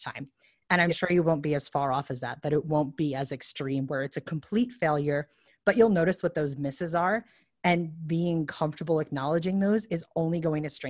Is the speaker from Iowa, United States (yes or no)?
no; New York, United States; I'm from New York